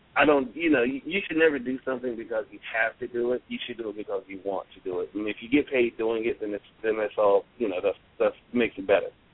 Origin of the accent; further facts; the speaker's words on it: Charlotte, North Carolina, United States; we're from Charlotte